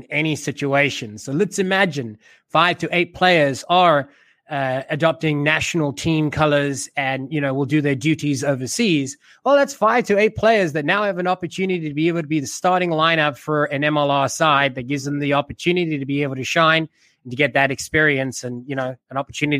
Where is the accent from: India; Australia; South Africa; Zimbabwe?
South Africa; now in United States; I am South African by nature